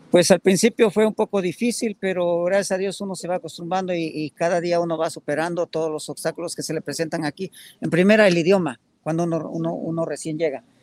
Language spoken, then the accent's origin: Spanish; Puebla, Mexico; moved away as an adult; now in United States; Soy de Puebla